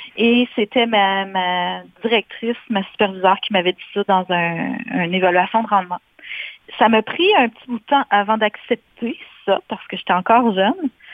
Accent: White River, Ontario, Canada; moved away as an adult; also born or lived in Sudbury / Barrie; j'ai fait mon secondaire, etc., dans le nord euh, de l'Ontario, une petite place qui s'appelle White River

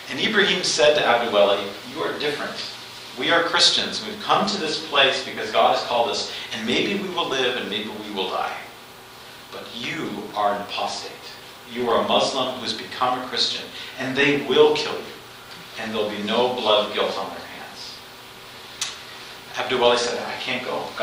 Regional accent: Canada; now in Kenya; And as Canadian Baptists, we've worked here for a long time.

